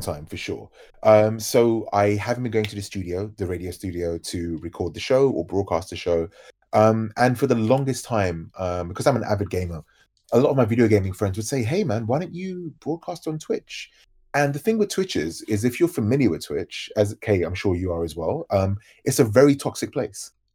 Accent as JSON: {"language": "English", "region": "London", "country": "United Kingdom", "said": "as you can probably tell by my accent, I'm from London."}